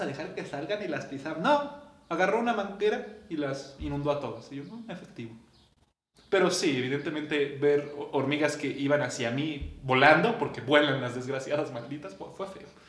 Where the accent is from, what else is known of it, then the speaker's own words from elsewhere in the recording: Mexico; como mexicano